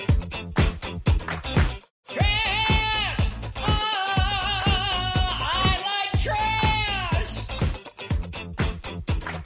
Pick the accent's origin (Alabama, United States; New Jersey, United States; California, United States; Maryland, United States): California, United States; Southern; I grew up here in Southern California